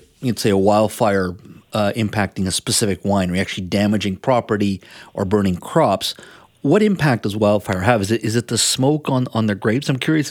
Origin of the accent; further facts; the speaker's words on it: British Columbia, Canada; as British Columbians, as those of us in Metro Vancouver and Southern Vancouver Island?